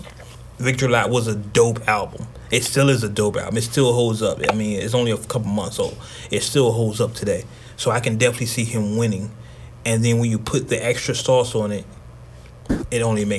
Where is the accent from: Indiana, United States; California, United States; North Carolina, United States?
California, United States; Oakland; I'm from Oakland